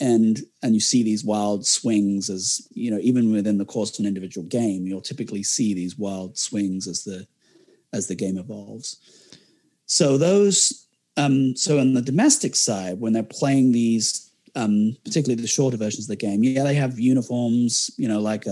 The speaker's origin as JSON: {"language": "English", "region": "England", "country": "United Kingdom", "said": "as an Englishman, you'd expect I follow England."}